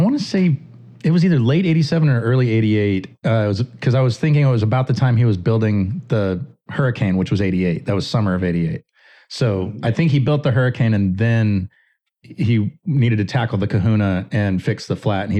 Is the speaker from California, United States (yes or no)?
no; Texas, United States; born or raised there